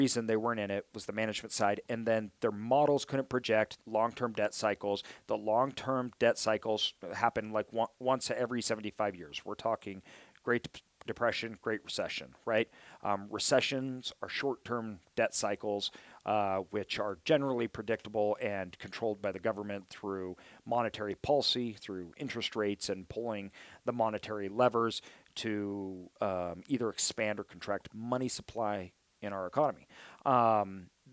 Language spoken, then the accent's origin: English; Idaho, United States; I'm from Idaho